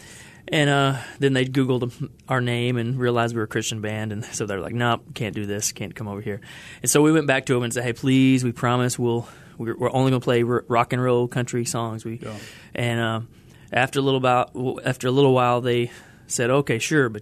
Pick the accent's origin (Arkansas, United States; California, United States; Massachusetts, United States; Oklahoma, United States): Arkansas, United States; Jonesboro; moved away as an adult; also born or lived in Little Rock, Arkansas / West Memphis, Arkansas / Orlando, Florida; now in Denver, United States; I grew up in Jonesboro, Arkansas